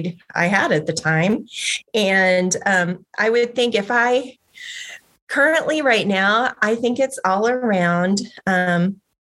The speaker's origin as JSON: {"language": "English", "region": "Oklahoma", "country": "United States", "tie": "born or raised there", "moved": "yes", "said": "I grew up in Oklahoma, where all my family still remains"}